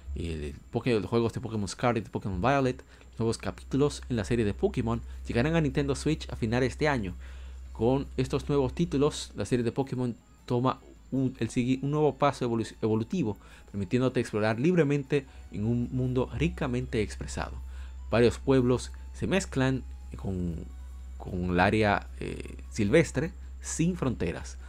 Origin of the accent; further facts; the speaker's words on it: Dominican Republic; yo soy dominicano